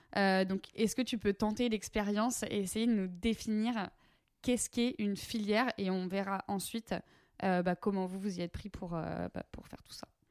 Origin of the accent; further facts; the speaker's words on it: Breton, Brittany, France; je suis bretonne moi-même